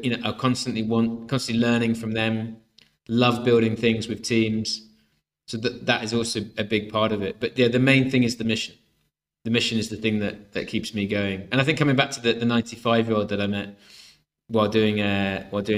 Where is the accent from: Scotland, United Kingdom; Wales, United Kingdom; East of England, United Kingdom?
Wales, United Kingdom; Swansea; I grew up in Swansea